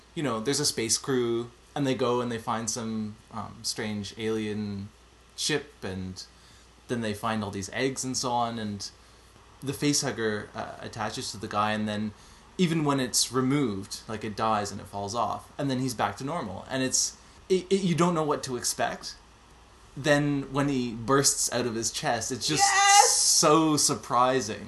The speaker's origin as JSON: {"language": "English", "town": "Montreal", "region": "Quebec", "country": "Canada", "moved": "yes", "lives_now": "Zurich, Switzerland", "said": "I'm originally from Montreal, but I'm currently living in Switzerland."}